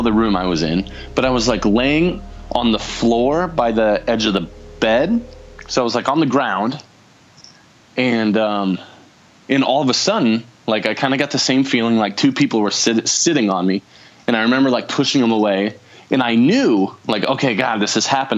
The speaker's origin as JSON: {"language": "English", "region": "South Dakota", "country": "United States", "tie": "born or raised there", "moved": "yes", "lives_now": "Las Vegas, United States", "said": "I grew up in South Dakota, and one of the houses I lived in there was really haunted"}